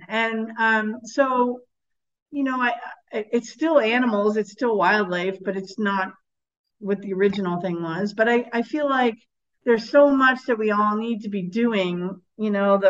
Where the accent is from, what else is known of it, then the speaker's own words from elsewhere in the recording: United States; moved away; I grew up in America